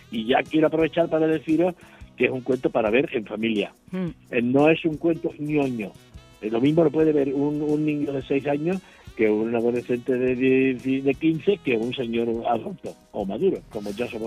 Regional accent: Huelva, Andalusia, Spain; born there; now in Seville, Spain; me considero tanto choquero de nacimiento como sevillero de adopción

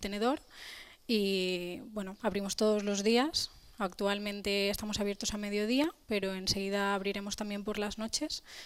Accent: Valencian Community, Spain; como buena valenciana

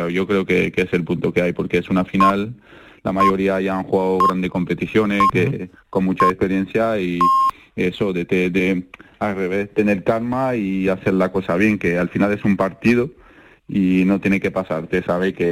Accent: France; si gana Francia estoy contento porque en mi país estoy muy orgulloso de ello.

